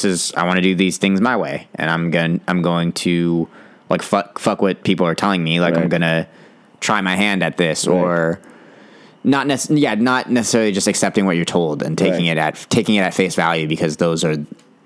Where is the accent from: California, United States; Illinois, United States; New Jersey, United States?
California, United States; It was awesome.